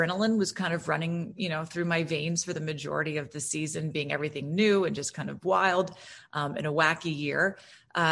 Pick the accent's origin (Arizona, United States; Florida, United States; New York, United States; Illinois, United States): Florida, United States; I'm from Florida